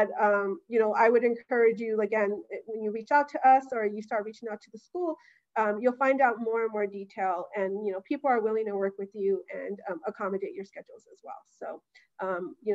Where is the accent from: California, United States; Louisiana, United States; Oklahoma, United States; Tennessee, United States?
California, United States; Los Angeles; I grew up in Boyle Heights